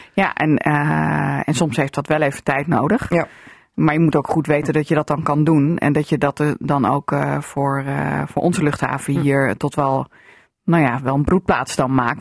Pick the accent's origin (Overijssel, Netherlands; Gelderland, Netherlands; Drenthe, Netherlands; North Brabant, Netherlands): Drenthe, Netherlands; also born or lived in Assen; hier bij ons in Drenthe